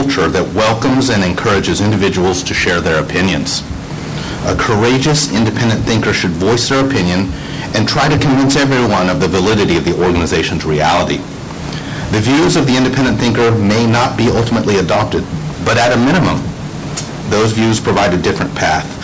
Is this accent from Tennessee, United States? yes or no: no; Houston, Texas, United States; I'm a born and raised Texan. I was born in Houston, the home of NASA